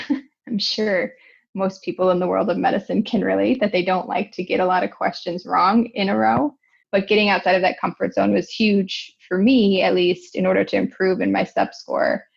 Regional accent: Cleveland, Ohio, United States; moved away as an adult; also born or lived in Grand Rapids, Michigan / Grenada; now in Kansas City, United States; I am originally from Cleveland, Ohio. I grew up there, into high school there.

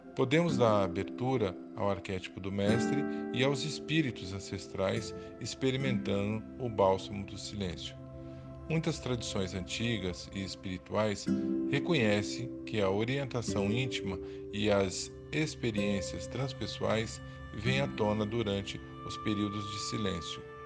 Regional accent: Brazil; Enquanto brasileiros, vivendo fisicamente nesse país

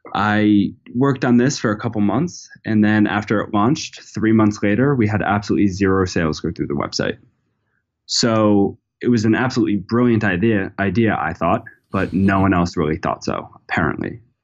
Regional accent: Narragansett, Rhode Island, United States; I'm from Narragansett, Rhode Island, which is, you know, a small town

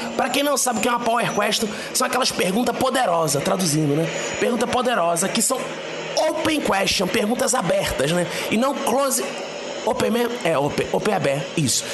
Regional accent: Pernambuco, Brazil; now in Rio de Janeiro, Brazil; Aqui no Rio de Janeiro, onde eu tô agora, eu, eu sou do Pernambuco

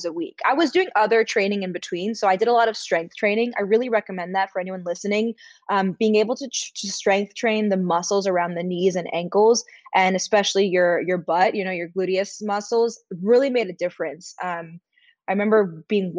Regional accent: New York City, New York, United States; I grew up in New York City

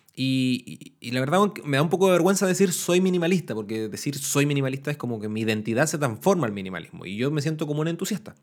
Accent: Temuco, Araucanía, Chile; now in Valparaíso, Chile; Temuco, que es la ciudad al sur de Chile de donde yo soy nativo, donde soy natal

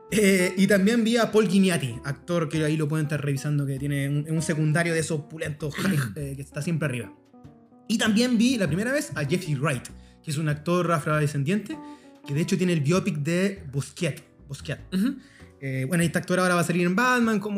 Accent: Chile; estábamos todos ahí, muy chilenos

